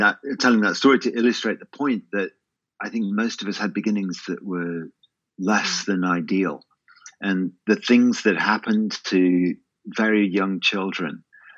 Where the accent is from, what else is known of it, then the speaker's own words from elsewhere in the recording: England, United Kingdom; growing up in England